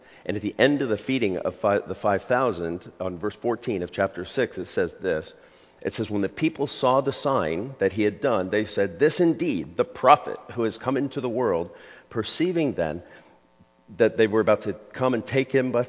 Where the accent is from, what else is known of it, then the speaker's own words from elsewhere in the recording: Scotland, United Kingdom; On one hand, I'm Scottish, which people go, yeah, okay, that I could see that. On the other half, I'm Serbian. I grew up with an ethnic Serbian family.